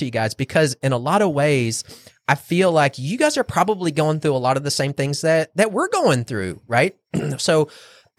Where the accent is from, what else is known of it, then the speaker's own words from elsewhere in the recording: North Texas, United States; I'm from North Texas. That's how we say it in North Texas